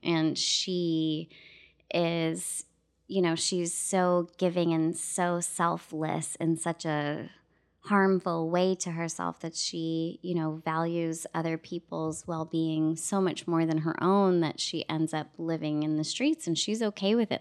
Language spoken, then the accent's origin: English; Toronto, Ontario, Canada; moved away as an adult; now in United States; I'm a kid from Scarborough